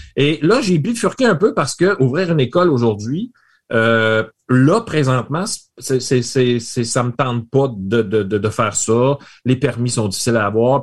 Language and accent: French; Rimouski, Quebec, Canada; je viens de Rimouski. J'ai fait mon bac à Rimouski.